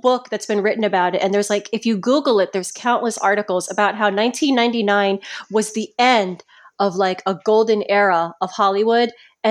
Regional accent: Philippines; It's because we're Filipino, so like all the guys in the family, all the cousins and the uncles, everyone watches it.

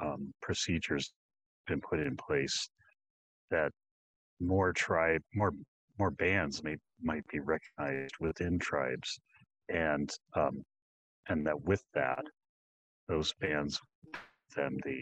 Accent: Santa Ynez area of Santa Barbara County, California, United States; I grew up in the Santa Ynez area of Santa Barbara County.

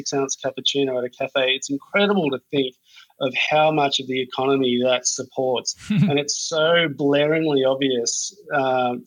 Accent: Australia; now in Los Angeles, United States; I'm Australian

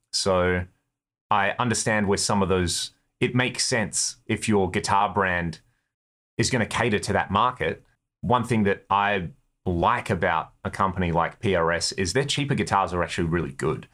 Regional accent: Australia; We're from Australia. We're in America.

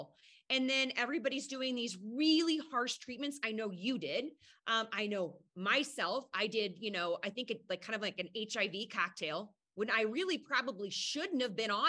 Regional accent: Midwest, United States; I'm from the Midwest.

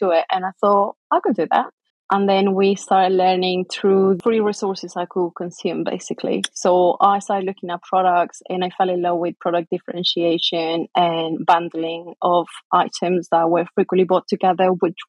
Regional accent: Chile; English is a second language; moved away as an adult; also born or lived in England / Maryland, United States; now in United Kingdom; I moved from Chile, which is where I was born, to England when I married Matt

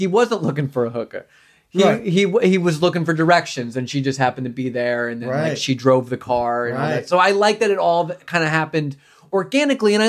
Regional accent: Long Island, New York, United States; these were my formative years. I'm from Long Island

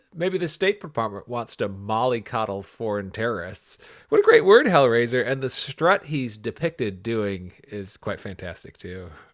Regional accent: Ypsilanti, Michigan, United States; my hometown of Ypsilanti, Michigan

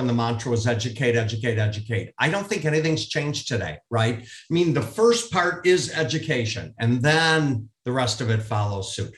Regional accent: Minneapolis, Minnesota, United States; growing up in Minneapolis, Minnesota

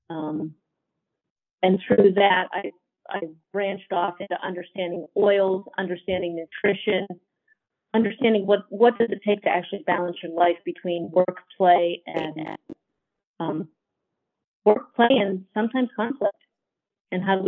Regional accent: Pennsylvania, United States; moved away as an adult; also born or lived in Idaho; now in Emmett, Idaho, United States; I grew up in Pennsylvania

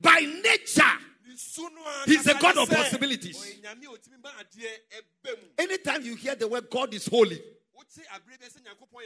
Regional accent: Ghana; In my hometown, Kwafutoji

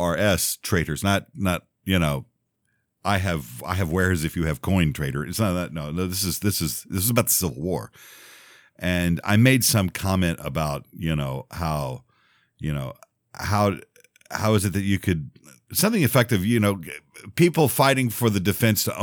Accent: Texas, United States; also born or lived in Louisiana; now in Memphis, United States; I was born in Louisiana. I grew up in Texas and I live in Memphis

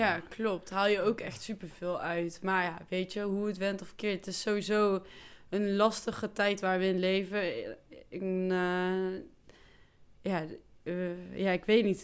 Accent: 's-Hertogenbosch, North Brabant, Netherlands; ik kom dus echt van Maaspoort, hier in Den Bosch

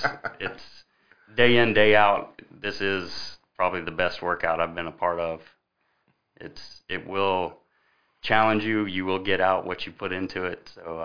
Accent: Columbia, South Carolina, United States; now in Lexington, United States; I grew up in downtown Columbia. So I was born in 1981 in Columbia. I grew up down there, been in Lexington for about 14 years.

